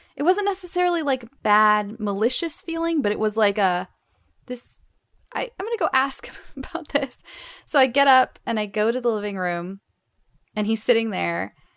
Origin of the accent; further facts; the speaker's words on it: Southern California, United States; I grew up not only in Southern California, but in the middle of the desert